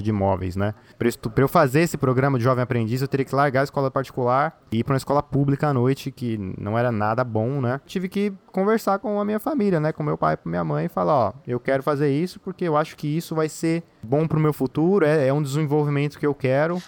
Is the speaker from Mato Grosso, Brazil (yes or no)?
no; São Paulo, Brazil; moved away; eu sou de São Paulo capital